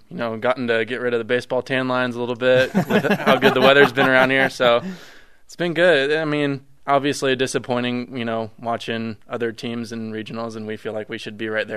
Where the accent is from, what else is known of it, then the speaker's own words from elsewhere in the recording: Mississippi, United States; I was born in Mississippi